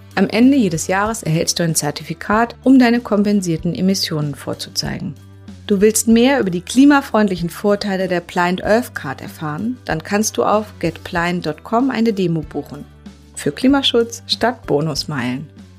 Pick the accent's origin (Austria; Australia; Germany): Germany; Berlin; ich bin ja Berlinerin